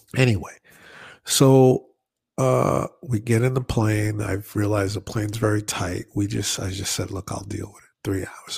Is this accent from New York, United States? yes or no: yes; New York, United States; I'm from New York